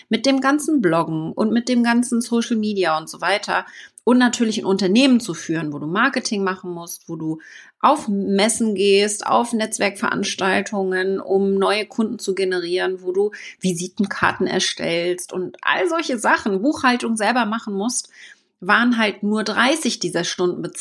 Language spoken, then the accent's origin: German; Wittenförden, Mecklenburg-Vorpommern, Germany; also born or lived in New Zealand; Und 2012 ging es dann nach Neuseeland direkt zurück nach Deutschland in mein Heimatdorf nach Wittenförden in Mecklenburg-Vorpommern.